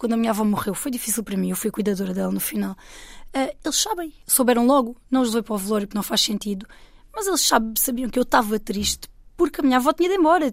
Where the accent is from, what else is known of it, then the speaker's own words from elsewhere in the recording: Alentejo, Portugal; Eu, eu sou portuguesa e eu sou uma mulher do Alentejo